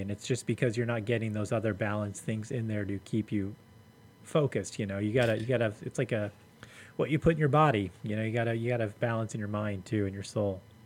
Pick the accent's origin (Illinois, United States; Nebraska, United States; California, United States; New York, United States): California, United States; Los Angeles; moved away as an adult; also born or lived in Long Beach, United States; I grew up in LA in the 80s. I grew up in South Central in the 80s and 90s